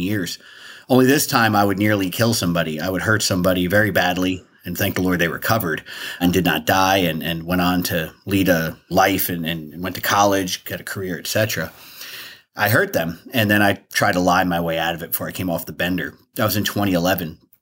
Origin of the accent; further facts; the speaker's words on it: New Jersey, United States; moved away as an adult; also born or lived in Hoboken, New Jersey; now in Washington, D.C., United States; I'm from New Jersey, although I live in D C now